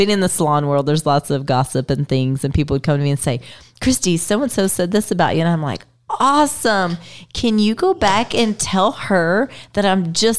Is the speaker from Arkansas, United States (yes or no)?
no; Texas, United States; And I'm from Texas. Shout out to Texas, Jeremy.